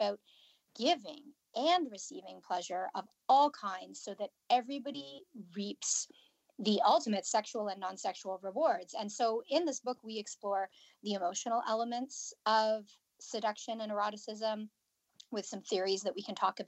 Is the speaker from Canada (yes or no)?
yes; Canada; I'm from Canada.